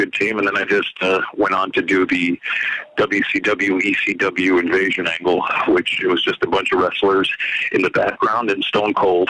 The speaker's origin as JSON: {"language": "English", "town": "Waterbury", "region": "Connecticut", "country": "United States", "tie": "born or raised there", "said": "I'm growing up in Waterbury, Connecticut, a wrestling fan."}